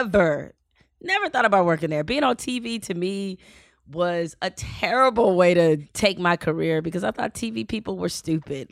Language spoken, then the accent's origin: English; Detroit, Michigan, United States; moved away as an adult; also born or lived in Raleigh; I grew up in Detroit